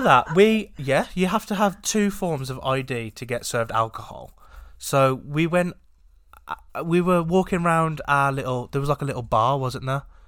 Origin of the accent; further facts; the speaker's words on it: England, United Kingdom; we are English